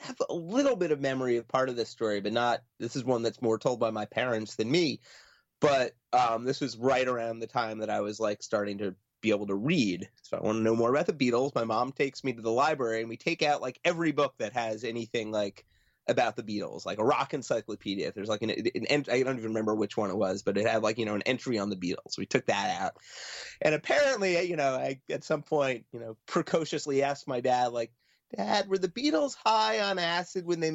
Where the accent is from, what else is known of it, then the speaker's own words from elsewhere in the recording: Long Island, New York, United States; I grew up on Long Island.